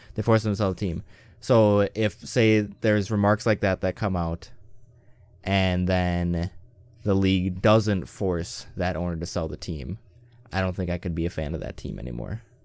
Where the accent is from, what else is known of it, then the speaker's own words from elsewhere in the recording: Western Wisconsin, United States; I grew up in Western Wisconsin